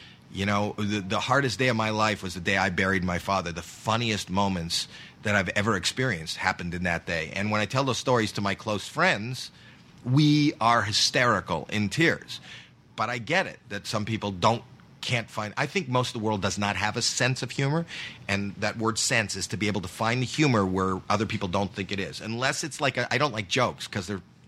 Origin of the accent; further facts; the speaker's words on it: Canada; I'm from Canada